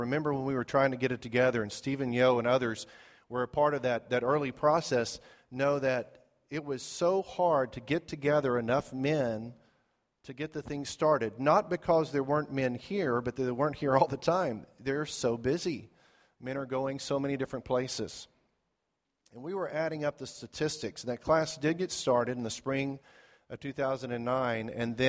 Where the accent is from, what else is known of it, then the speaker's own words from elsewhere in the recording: Zimbabwe; And growing up in Zimbabwe, there was a place we liked to go on vacation called Lake Kariba.